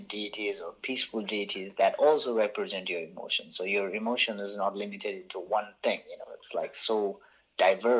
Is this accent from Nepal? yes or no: yes; Bhaktapur, Bagmati, Nepal; the town where I grew up in Bhaktapur, it has a lot of Buddhist art there around